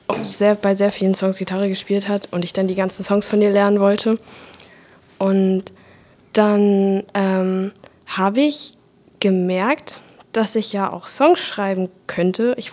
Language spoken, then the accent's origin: German; Frankfurt, Hesse, Germany; also born or lived in Berlin; Ich, wir sind nach Berlin gezogen, äh, als ich zwei war oder so. Aber ich bin in Frankfurt geboren und wir sind dann zurückgekommen, ähm, als ich in der vierten Klasse war.